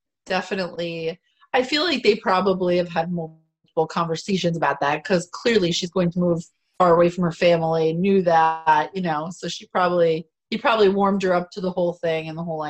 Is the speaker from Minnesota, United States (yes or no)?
no; Florida, United States; moved away; I'm from Florida originally.